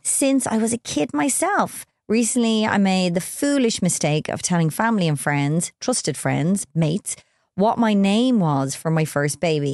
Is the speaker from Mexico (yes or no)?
no; Ireland; we're Irish